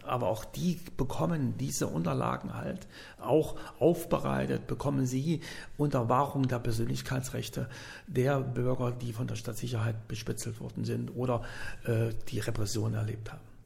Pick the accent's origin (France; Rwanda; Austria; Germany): Germany; Jena, Thuringia; moved away as an adult; in meine Heimatstadt Jena